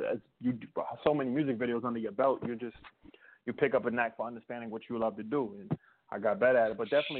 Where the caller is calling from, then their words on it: San Antonio, Texas, United States; I'm calling from San Antonio, Texas right now.